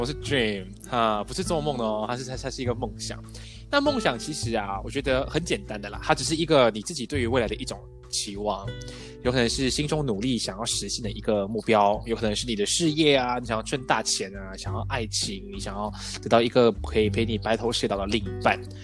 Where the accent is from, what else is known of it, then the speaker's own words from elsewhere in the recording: Port Dickson, Negeri Sembilan, Malaysia; moved away as an adult; also born or lived in Taiwan; 我是来自波德生的